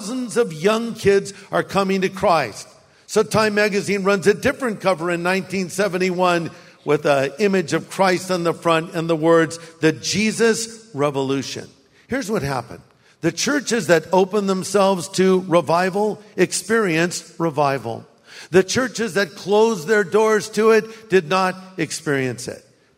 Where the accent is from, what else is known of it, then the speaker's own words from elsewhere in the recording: Orange County, California, United States; now in Riverside, United States; my high school campus, Newport Harbor High